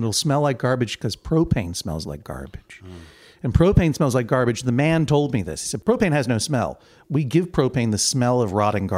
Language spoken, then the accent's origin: English; Brookline, Massachusetts, United States; moved away as an adult; I'm from Brookline, Massachusetts, which is a pretty affluent suburb of Boston